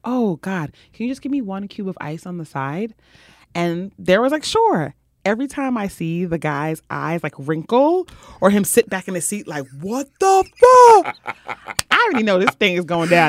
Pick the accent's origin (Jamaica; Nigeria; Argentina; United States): Jamaica; I am Jamaican